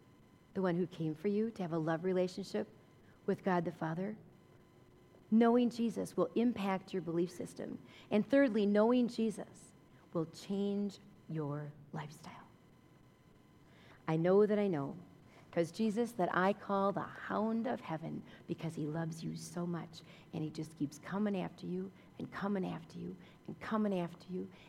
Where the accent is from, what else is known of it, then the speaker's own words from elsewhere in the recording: Orange, New Jersey, United States; also born or lived in Philadelphia, United States / Madison, United States; I was born and raised in Orange, New Jersey, and then Philadelphia, and then to Madison, Wisconsin.